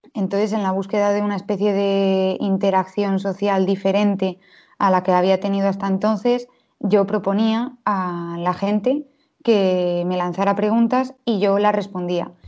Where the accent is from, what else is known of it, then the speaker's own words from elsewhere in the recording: Valladolid, Castile and León, Spain; soy del 96, nací en Valladolid